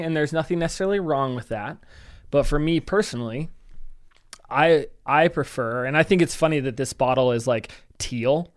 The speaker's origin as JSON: {"language": "English", "country": "United States", "said": "I'm an American"}